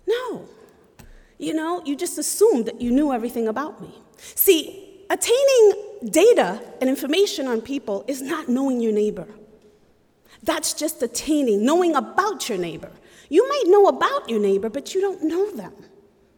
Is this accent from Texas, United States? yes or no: no; New York, United States; moved away as an adult; now in Goshen, United States; I am from Brooklyn, New York, raised in Puerto Rican culture